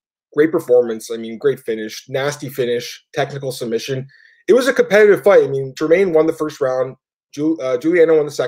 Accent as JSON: {"language": "English", "country": "Canada", "said": "we're Canadian"}